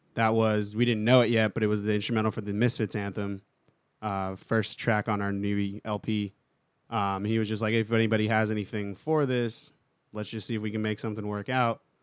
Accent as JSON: {"language": "English", "town": "Palm Beach Gardens", "region": "Florida", "country": "United States", "tie": "born or raised there", "also_born_or_lived": "San Francisco", "moved": "as an adult", "lives_now": "Orlando, United States", "said": "South Florida, like West Palm, Palm Beach"}